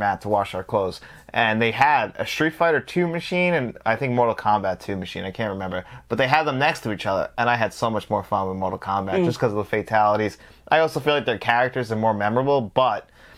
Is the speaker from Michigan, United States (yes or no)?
no; New York, United States; We're from New York